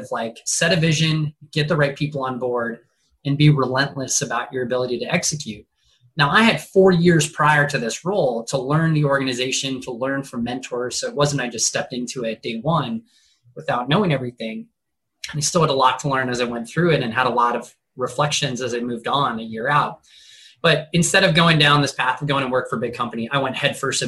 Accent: Huntington Beach, California, United States; now in San Diego, United States; I'm born and raised in Southern California. So I've been here 31 years. I started first half of my life in Huntington Beach.

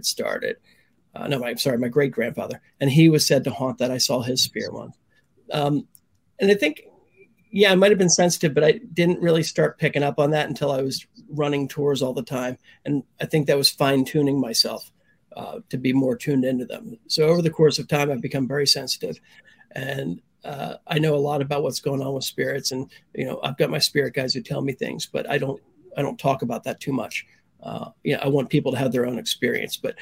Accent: Pennsylvania, United States; moved away as an adult; now in Key West, United States; I'm from Pennsylvania. Mm. I moved to Key West in 1996.

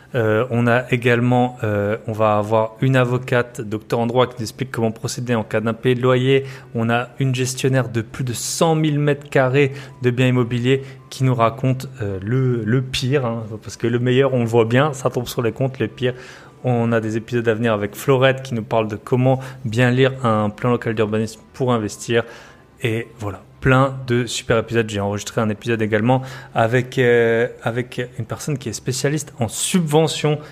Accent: the East, eastern France, France; accent: eastern French; On est de l'Est. On a à peu près le même accent

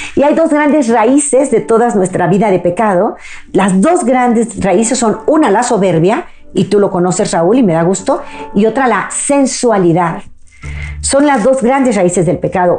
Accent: Mexico; mi país México

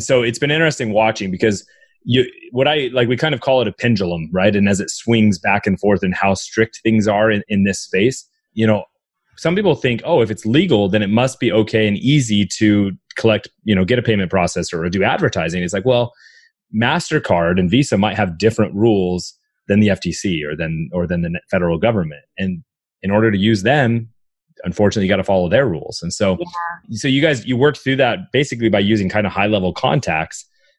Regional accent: Canada; So, you know, growing up in Canada, you realize, man, I'm not an employee.

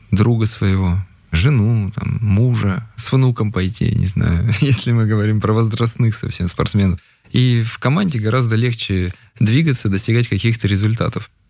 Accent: Sverdlovsk, Sverdlovsk Oblast, Russia; moved away; Потом, когда какие-то переломные моменты, допустим, я из Свердловска переехал, когда с мамой, и тут нужен был какой-то мотивационный просто толчок.

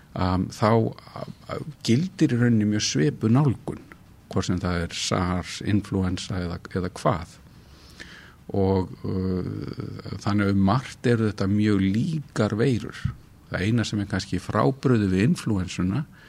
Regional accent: Reykjavík, Capital Region, Iceland; also born or lived in Kópavogur; Ég fættur í Reykjavík og alinn hér upp og verið hér alla mína tíð.

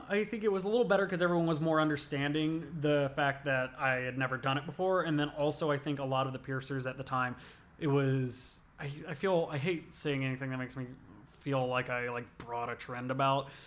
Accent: the South, United States; Growing up in the South, listening to a lot of rap

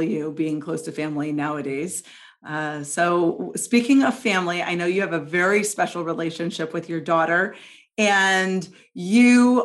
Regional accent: St. Louis, Missouri, United States; moved away as an adult; I've enjoyed being back in my hometown

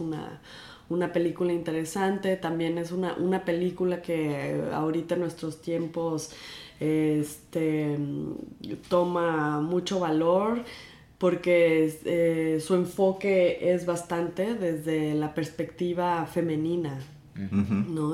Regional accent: Guadalajara, Jalisco, Mexico; now in New York, United States; yo crecí en Guadalajara

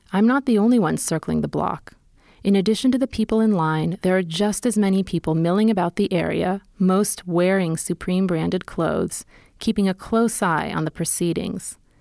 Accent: New York City, New York, United States; I'm from New York City

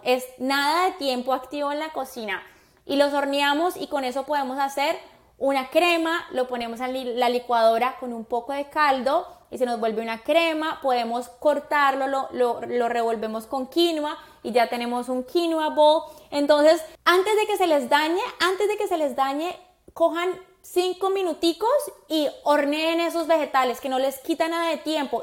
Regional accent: Colombia; now in Miami, United States; como buena colombiana

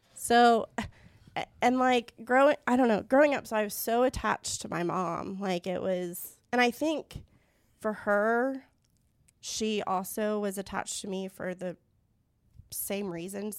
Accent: Tulsa, Oklahoma, United States; I was born and raised in Tulsa

